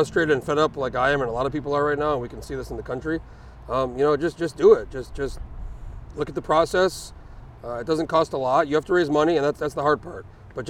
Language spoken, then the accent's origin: English; New Mexico, United States; moved away as an adult; now in Anchorage, United States; I was 19. I was living in New Mexico. I was raised in New Mexico